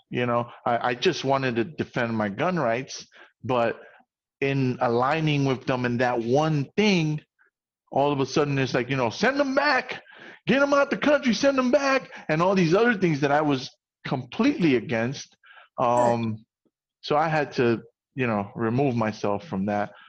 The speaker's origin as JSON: {"language": "English", "region": "New York", "country": "United States", "said": "as a New Yorker"}